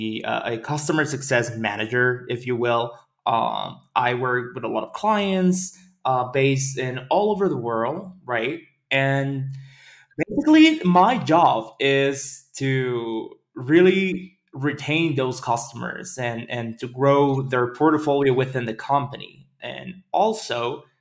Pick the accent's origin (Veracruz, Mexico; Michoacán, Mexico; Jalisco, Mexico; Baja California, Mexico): Veracruz, Mexico; also born or lived in Caribbean, Mexico; now in Mexico City, Mexico; I'm originally from Veracruz, which is a small town in the north.